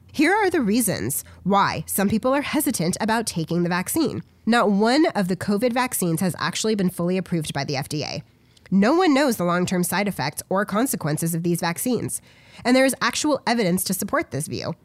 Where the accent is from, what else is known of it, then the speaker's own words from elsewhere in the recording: United States; an average American citizen